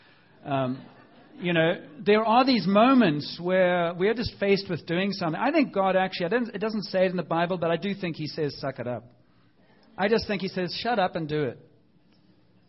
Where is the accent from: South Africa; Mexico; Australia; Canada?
South Africa; growing up in South Africa